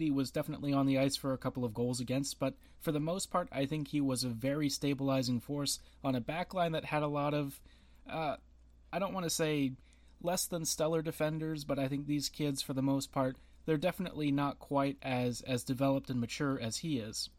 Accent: United States; I am American

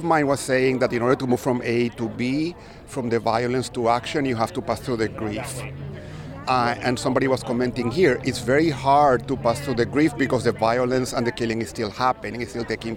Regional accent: United States; I'm Jewish American.

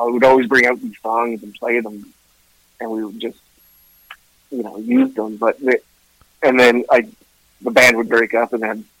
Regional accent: Ottawa, Ontario, Canada; also born or lived in Vancouver / Kingston; Yeah. Yeah. Yeah. I was born and raised in Ottawa. I moved around different places. I was in Vancouver for a bit, Kingston, Ontario, places like that.

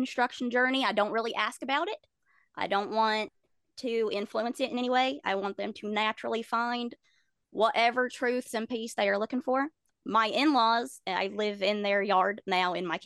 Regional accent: the Bible Belt, United States; I grew up in the Bible Belt

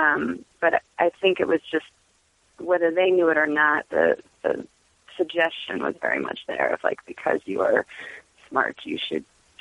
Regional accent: Los Angeles, California, United States; I'm from L.A. originally.

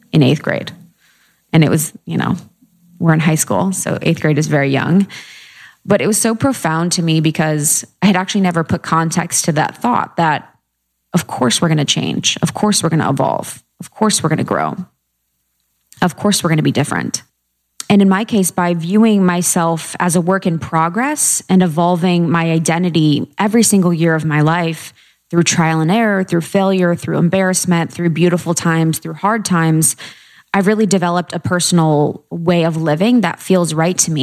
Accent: Ohio, United States; moved away as an adult; also born or lived in Chicago / New York; I grew up in a small town in Ohio

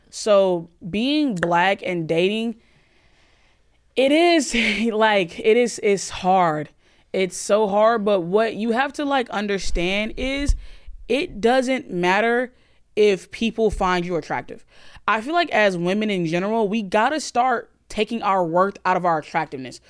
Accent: Alabama, United States; I grew up in Alabama

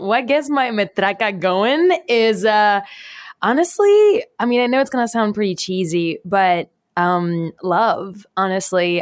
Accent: Puerto Rico; I was born and raised in Puerto Rico

